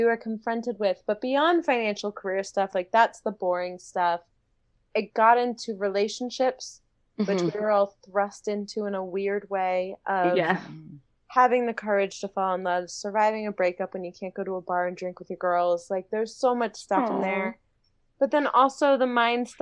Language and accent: English; D.C., Maryland outside Washington, United States; moved away as an adult; also born or lived in Florida; now in Los Angeles, United States; I grew up in Maryland outside Washington, D.C.